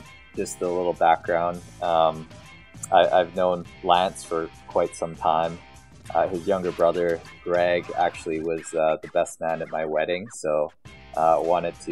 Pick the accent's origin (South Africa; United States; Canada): Canada; Calgary, Alberta; I grew up in the community of Castle Ridge, which is located in Northeast Calgary